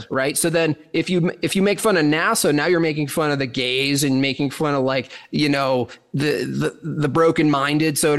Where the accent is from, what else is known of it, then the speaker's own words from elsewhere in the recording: the Catskills, New York, United States; moved away; I was born in the Catskills, New York